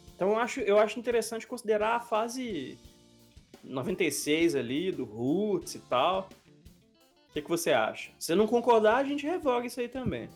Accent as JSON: {"language": "Portuguese", "town": "Belo Horizonte", "region": "Minas Gerais", "country": "Brazil", "tie": "born or raised there", "said": "da minha cidade natal também, de Belo Horizonte"}